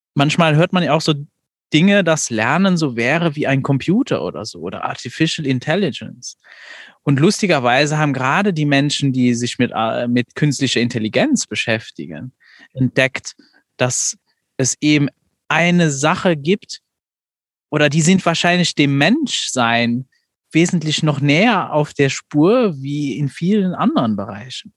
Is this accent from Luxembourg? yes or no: yes; Luxembourg; ich komme ja nicht aus Deutschland, aus der, aus der Perspektive in Luxemburg